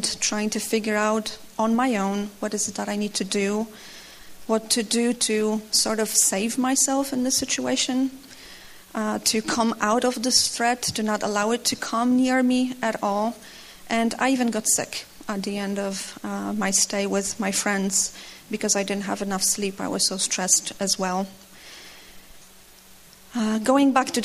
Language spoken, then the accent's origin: English; Opole, Opole Voivodeship, Poland; I'm from Opole, Poland. I work there in an American company.